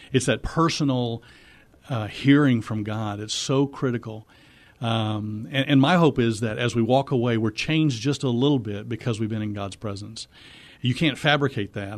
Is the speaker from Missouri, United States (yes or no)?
yes; Missouri, United States; moved away as an adult; now in Texas, United States; I'm from Missouri. We met in Texas, and we stayed.